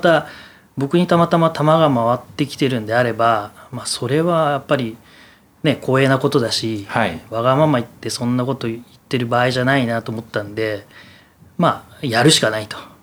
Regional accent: Nagoya, Aichi, Japan; 僕の実家実は名古屋の矢事っていうとこなんですけど

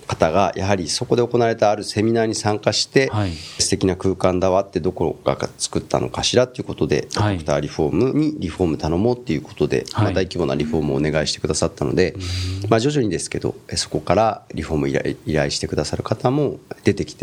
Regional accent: Japan; 本当に私も生まれ育ったふるさとですし、

